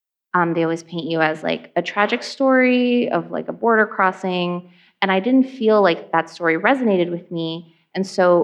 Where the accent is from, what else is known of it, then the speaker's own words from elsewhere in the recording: New York City, New York, United States; also born or lived in Ecuador; So I grew up in Hollis, Queens